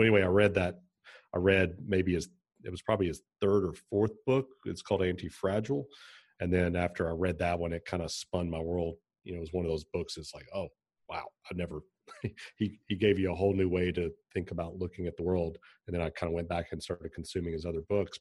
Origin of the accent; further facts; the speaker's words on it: Pikeville, Kentucky, United States; also born or lived in Lexington, Kentucky; I grew up in Kentucky, I grew up in Pikeville in eastern Kentucky